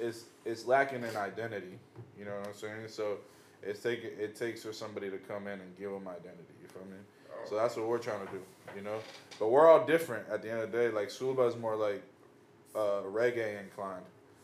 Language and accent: English; Venezuela; English is a second language; now in United States; when I came here, there wasn't really no role models. It's like, yo, I came from Venezuela